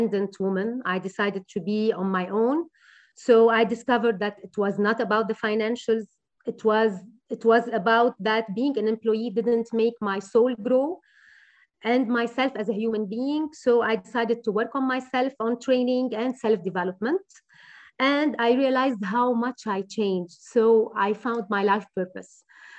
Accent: Beirut Governorate, Lebanon; I'm from Beirut, from the beautiful city of Beirut, and I would never leave Beirut

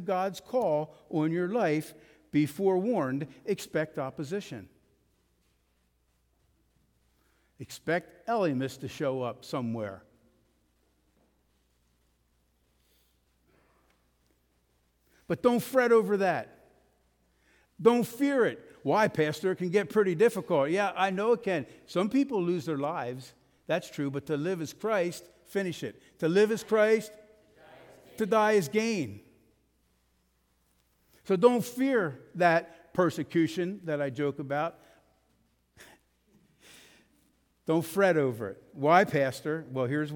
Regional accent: United States; We are American

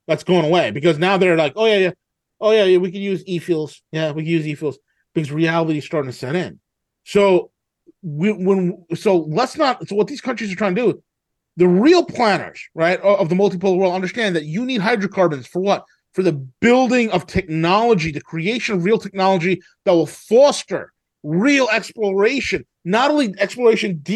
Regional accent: New York, United States; I'm from New York.

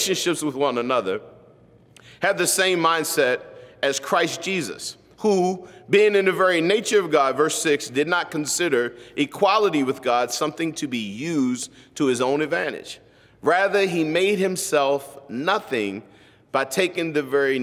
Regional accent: United States; as an American

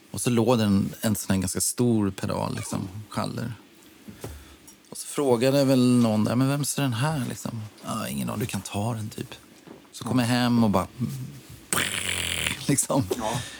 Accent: Orminge, Stockholm County, Sweden; born or raised there

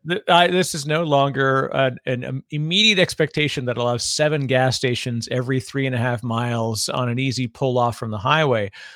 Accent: Canada; now in New Jersey, United States; Canadian by birth

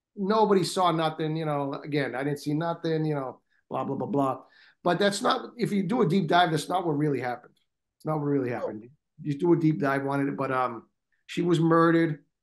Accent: Boston, Massachusetts, United States; I'm from Boston

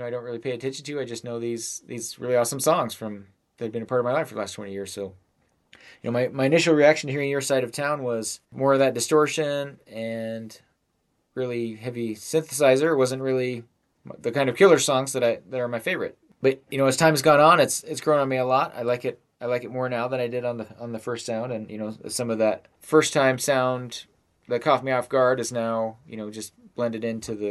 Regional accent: Nephi, Utah, United States; when I was growing up in Nephi

